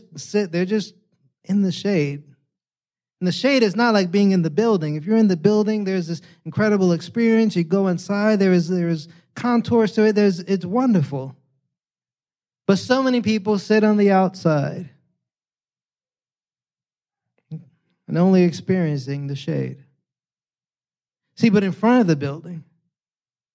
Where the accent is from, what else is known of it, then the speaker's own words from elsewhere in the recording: New York City, New York, United States; now in San Diego, United States; New York City, I grew up in New York